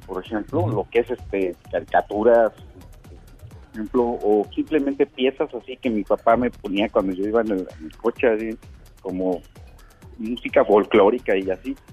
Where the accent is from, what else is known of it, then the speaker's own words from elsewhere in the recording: Mexico; moved away as an adult; now in Finland; los mexicanos